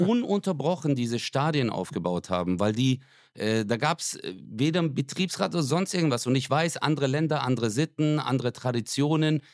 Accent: Stuttgart, Baden-Württemberg, Germany; bei uns in Stuttgart

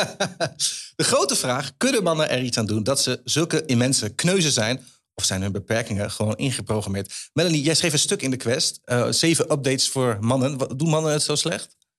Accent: Enschede, Overijssel, Netherlands; Ik in Enschede

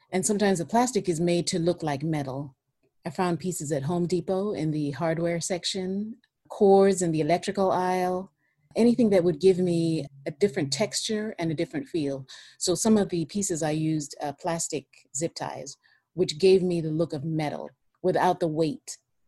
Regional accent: Kenya; I'm from Kenya.

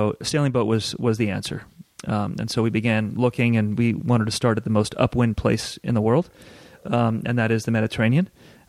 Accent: Los Angeles, California, United States; born or raised there; also born or lived in Southern England

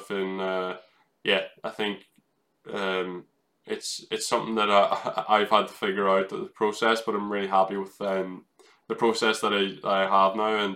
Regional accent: Ireland; that's what I grew up in in in Ireland, where you have bumpy tarmac.

